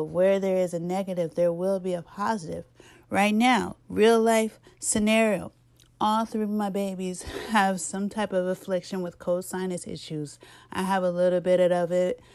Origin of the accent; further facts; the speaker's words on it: Arkansas, United States; because I'm from Arkansas.